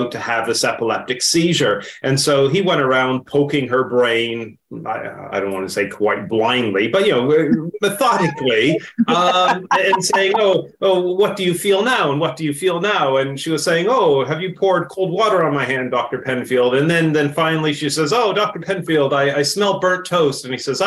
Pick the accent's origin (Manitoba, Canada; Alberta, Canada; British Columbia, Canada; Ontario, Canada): Ontario, Canada; Hamilton; moved away as an adult; now in London, United Kingdom; I'm originally from Canada, and some days I wake up and think, here I am living in London, England